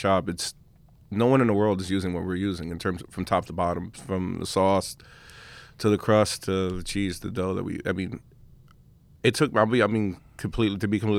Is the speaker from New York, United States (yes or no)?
yes; Long Island City, New York, United States; I grew up in Uptown, in Queens, Long Island City in Uptown.